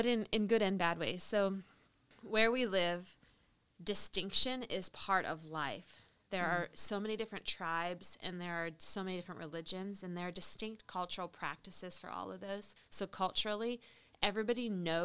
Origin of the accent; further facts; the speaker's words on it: United States; moved away; as an American Christian